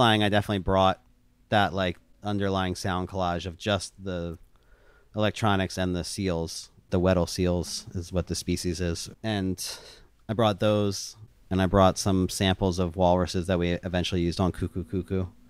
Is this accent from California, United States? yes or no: no; outside of Philadelphia, Pennsylvania, United States; the mall I grew up going to outside of Philadelphia